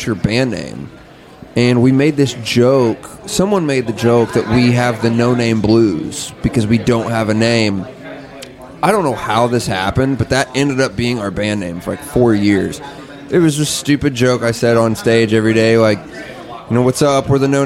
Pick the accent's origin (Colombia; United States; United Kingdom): United States; Kokomo, Indiana; moved away as an adult; now in Nashville, United States; We're from Kokomo, Indiana. We've lived in Nashville probably 4 years